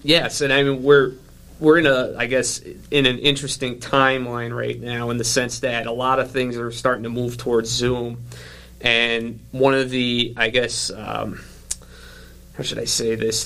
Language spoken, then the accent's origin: English; New York City, New York, United States; accent: New York; now in Illinois, United States; I'm originally from Staten Island, which is just basically oh, yeah. an extension of New Jersey.